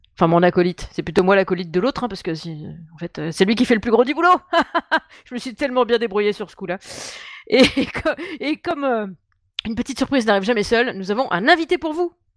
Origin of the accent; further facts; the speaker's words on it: Dijon, Bourgogne-Franche-Comté, France; now in Paris, France; moi je suis né en Bourgogne. Je suis né à Dijon, moi.